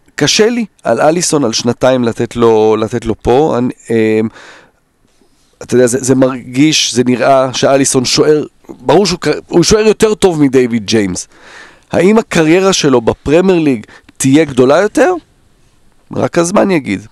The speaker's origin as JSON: {"language": "Hebrew", "country": "Israel", "tie": "born or raised there", "also_born_or_lived": "Netherlands"}